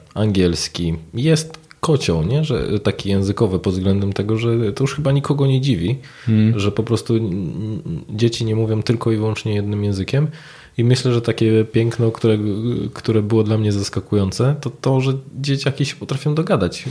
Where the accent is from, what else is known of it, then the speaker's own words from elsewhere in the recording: Poland; accent: Polish; z moim mhm. polskim akcentem w języku angielskim